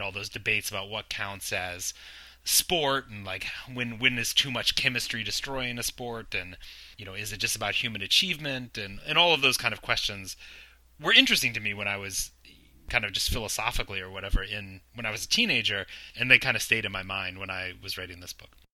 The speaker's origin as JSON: {"language": "English", "region": "Virginia", "country": "United States", "moved": "as an adult", "lives_now": "New York City, United States", "said": "I'm from Virginia"}